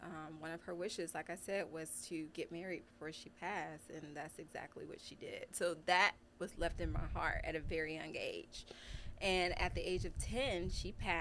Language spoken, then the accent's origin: English; Philadelphia, Pennsylvania, United States; now in Texas, United States; I grew up in Philadelphia